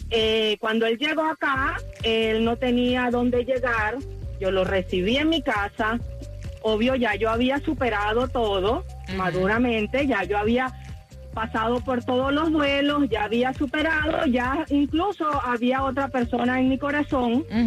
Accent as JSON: {"language": "Spanish", "country": "Venezuela", "moved": "as an adult", "lives_now": "United States", "said": "yo soy de Venezuela"}